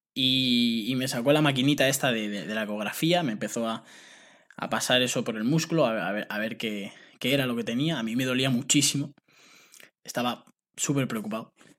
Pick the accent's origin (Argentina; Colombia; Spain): Spain; also born or lived in United States; firmé por una agencia que enviaba futbolistas de aquí de España becados a Estados Unidos